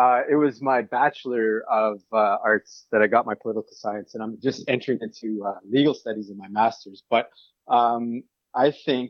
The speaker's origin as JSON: {"language": "English", "region": "Manitoba", "country": "Canada", "said": "I come from Saguin First Nations in Manitoba, Treaty 1 territory."}